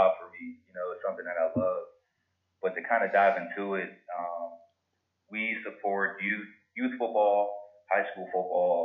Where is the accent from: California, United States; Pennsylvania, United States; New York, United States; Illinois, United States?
Pennsylvania, United States; Pittsburgh; I'm from Pittsburgh, Pennsylvania